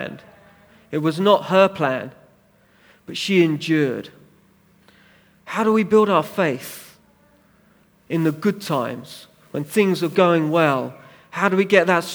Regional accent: United Kingdom; we're British

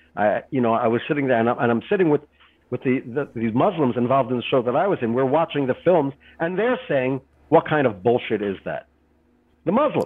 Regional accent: Israel; I'm from Israel

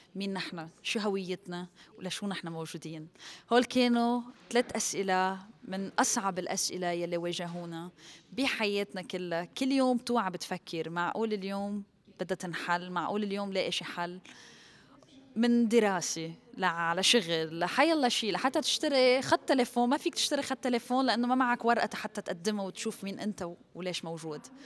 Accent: Lebanon; ربيت وخلقت بلبنان من أهل سورية

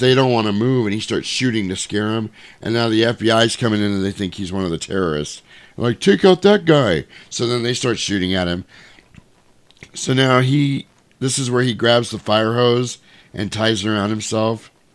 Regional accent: United States; we are the American people

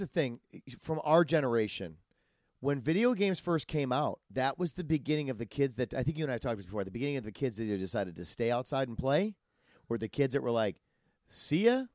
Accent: Wisconsin, United States; now in Los Angeles, United States; I'm from Wisconsin, I move out here

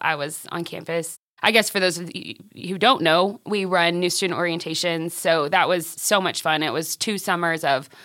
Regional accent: Friona, Texas, United States; now in Canyon, United States; I grew up in Friona. Mainly. My dad was a football coach, so we lived a few places, but Friona is where I graduated.

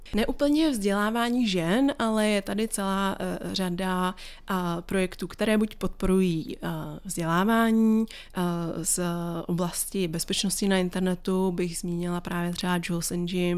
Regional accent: Czechia; jako Češi

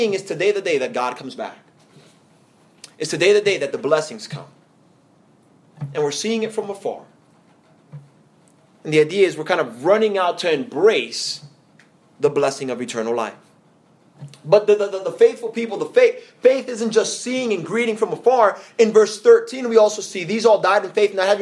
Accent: New York City, New York, United States; now in Atlanta, United States; here in Atlanta, I am an outsider because I'm from New York City

